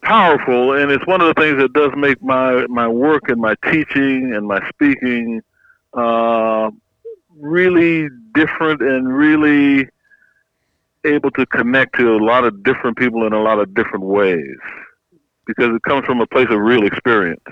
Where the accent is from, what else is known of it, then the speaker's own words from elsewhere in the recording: Opelousas, Louisiana, United States; moved away; I'm from a little town called Opelousas, Louisiana, right in the heart of the Bayou country